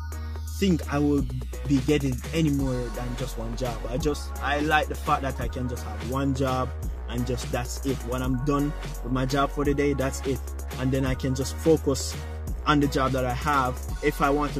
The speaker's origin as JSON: {"language": "English", "country": "Jamaica", "said": "I'm Jamaican"}